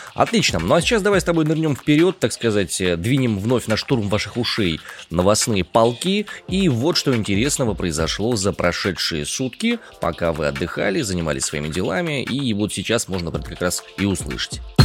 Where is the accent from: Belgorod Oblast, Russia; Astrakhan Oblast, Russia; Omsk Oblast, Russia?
Omsk Oblast, Russia; Omsk; я родом из Омска, и в Омске сейчас я нахожусь